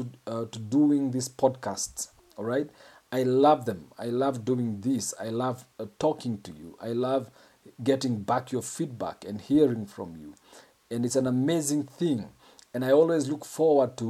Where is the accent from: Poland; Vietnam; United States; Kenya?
Kenya; I'm a Kenyan